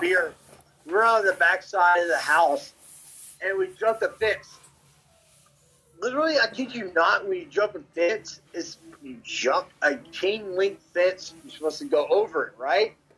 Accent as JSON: {"language": "English", "town": "Memphis", "region": "Tennessee", "country": "United States", "tie": "born or raised there", "said": "growing up in Memphis"}